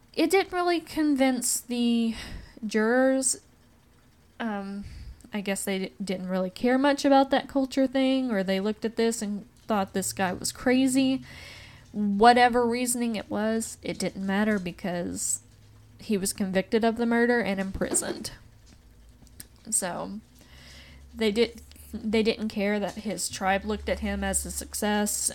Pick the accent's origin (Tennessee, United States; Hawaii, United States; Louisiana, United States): Tennessee, United States; Appalachia; growing up in the South and growing up in the Appalachian region